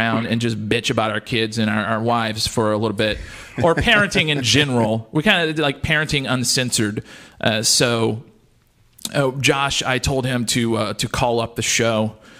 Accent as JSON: {"language": "English", "region": "Louisiana", "country": "United States", "tie": "born or raised there", "said": "And growing up in Louisiana, correct me if I'm wrong, but my mom, anything we cooked at night, it had rice and gravy involved."}